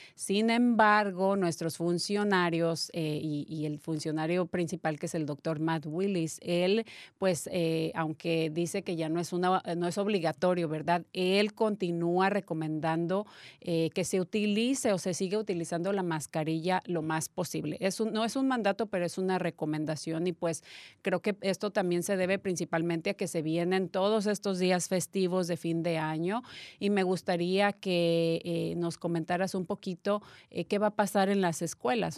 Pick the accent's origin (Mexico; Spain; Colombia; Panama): Mexico; yo que soy mexicana